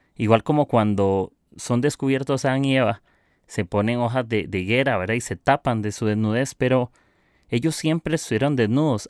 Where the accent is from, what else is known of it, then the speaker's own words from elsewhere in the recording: Costa Rica; soy de Costa Rica